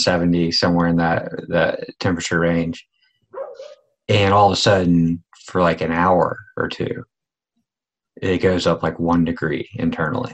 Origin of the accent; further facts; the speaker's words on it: Eastern North Carolina, United States; I was born in Eastern North Carolina